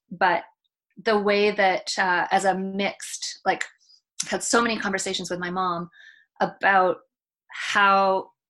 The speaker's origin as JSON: {"language": "English", "country": "Canada", "said": "my or my grandparents are from here, but I'm totally Canadian"}